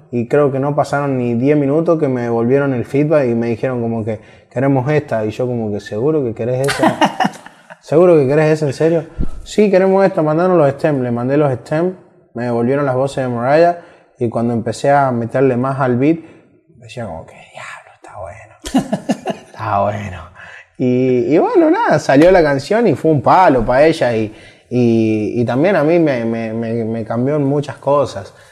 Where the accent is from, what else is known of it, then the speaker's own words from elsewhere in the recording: Villa Mercedes, San Luis, Argentina; yo soy de San Luis, que es el interior de Argentina. Vivo en una ciudad que se llama Villa Mercedes